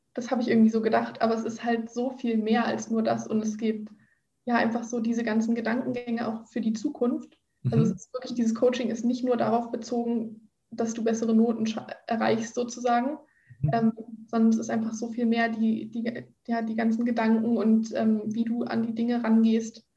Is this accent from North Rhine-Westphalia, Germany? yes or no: no; Berlin, Germany; moved away as an adult; now in Brandenburg an der Havel, Germany; Ich komme ursprünglich aus Berlin